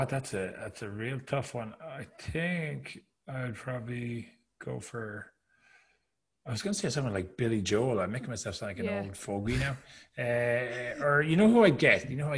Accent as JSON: {"language": "English", "country": "Ireland", "said": "not to trash Irish people because I'm Irish, obviously"}